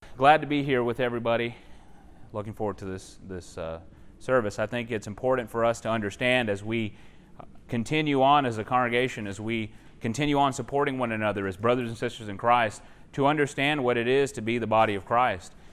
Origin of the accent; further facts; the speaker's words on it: Texas, United States; I'm from Texas